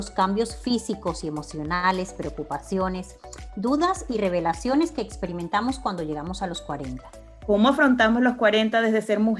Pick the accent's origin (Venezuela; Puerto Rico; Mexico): Venezuela; Naguanagua, Carabobo; moved away as an adult; also born or lived in United States / Valencia, Venezuela; now in Houston, United States; Yo vivo en Madrid. Y yo en Houston, pero ambas nacimos y crecimos